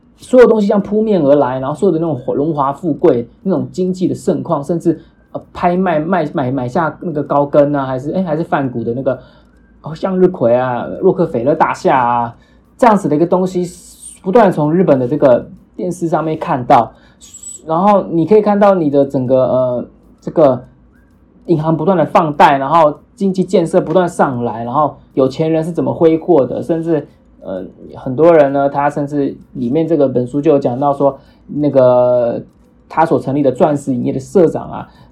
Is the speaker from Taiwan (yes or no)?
yes; Taiwan; 我们台湾人